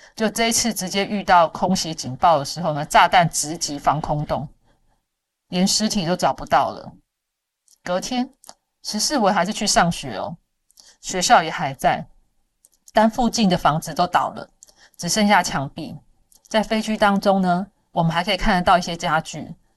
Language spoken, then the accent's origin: Chinese; Taiwan; 我们台湾人看这些新闻哦